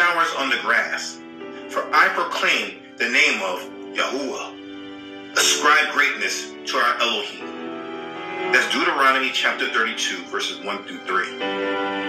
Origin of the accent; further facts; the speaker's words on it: United States; I was born in America